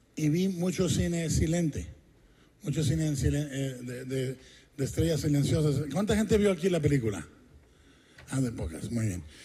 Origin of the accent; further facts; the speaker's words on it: Mexico; como mexicano